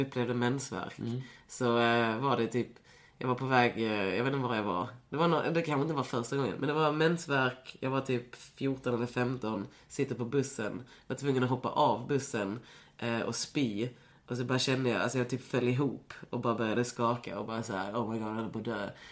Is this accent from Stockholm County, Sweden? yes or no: no; Lund, Skåne, Sweden; jag är ju från Lund, så- eller så här, jag, jag växte ju upp i en stad där inte så mycket hände.